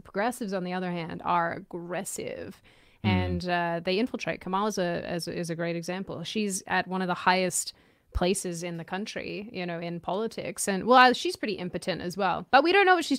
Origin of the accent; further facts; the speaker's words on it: Australia; moved away; I'm forgetting things. It's really depressing. Come back to me, Australia.